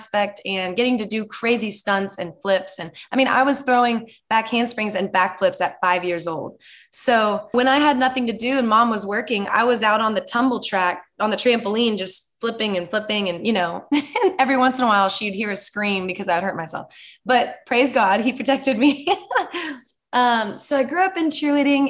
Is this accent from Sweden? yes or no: no; Dallas, Texas, United States; I grew up in Dallas, Texas.